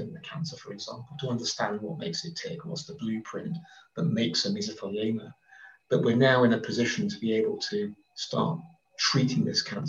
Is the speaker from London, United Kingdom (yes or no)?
no; Oxford, South East England, United Kingdom; I grew up in Oxford. I was born in Oxford and represented the city.